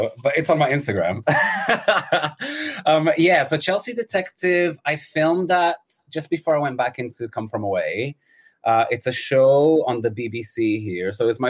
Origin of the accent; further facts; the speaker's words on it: São Paulo, Brazil; now in London, United Kingdom; São Paulo in Brazil.